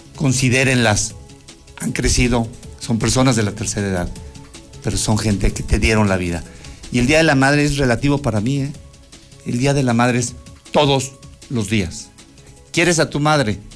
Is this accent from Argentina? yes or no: no; Aguascalientes, Mexico; nosotros que sí somos de Aguascalientes